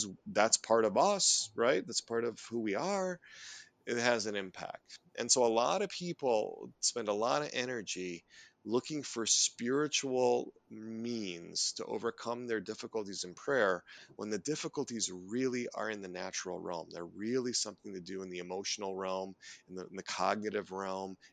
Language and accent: English; Neenah, Wisconsin, United States; I grew up in a little town called Nina, not far from Green Bay. And there's a huge cultural aspect of the Packers when you grow up in East Central Wisconsin